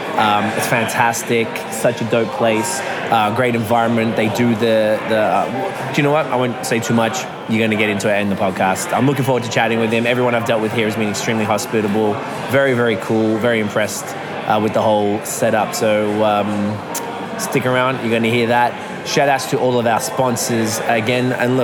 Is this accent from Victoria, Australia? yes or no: yes; Croydon, Victoria, Australia; my parents owned a toy shop called Toy World growing up, just around the corner.